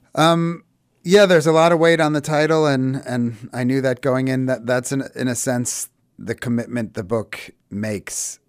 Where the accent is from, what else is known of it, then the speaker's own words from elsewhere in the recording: United States; we're super American, but we were raised very religious